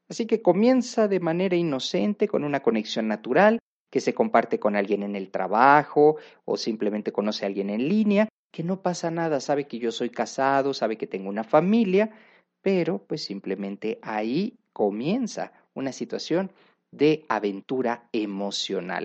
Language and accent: Spanish; Mexico; una cultura como la mexicana